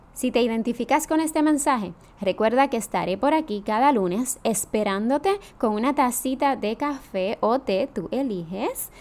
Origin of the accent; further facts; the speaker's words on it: Jayuya, Puerto Rico; now in San Juan, Puerto Rico; soy natural de Jayuya, aunque vivo en San Juan, Puerto Rico.